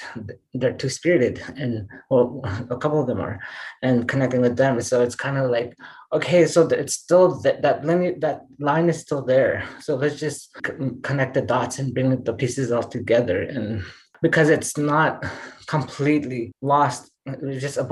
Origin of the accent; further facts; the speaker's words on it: Treaty 3, Ontario, Canada; when I was growing up in Treaty 3, when I was teenager